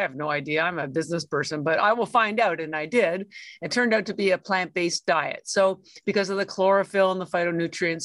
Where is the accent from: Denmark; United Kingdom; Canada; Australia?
Canada; moved away as an adult; now in Boston, United States; I'm actually Canadian. I've lived in Boston, which is where I live now, for 33 years, but I am Canadian. All my schooling was in Canada